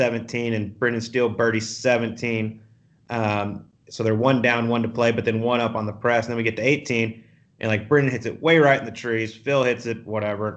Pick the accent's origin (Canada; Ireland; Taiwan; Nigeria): Canada; we're Canadian